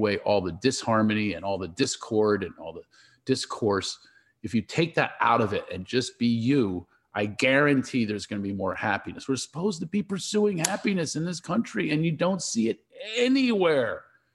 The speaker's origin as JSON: {"language": "English", "town": "Philadelphia", "region": "Pennsylvania", "country": "United States", "tie": "born or raised there", "moved": "yes", "said": "I grew up in Philadelphia."}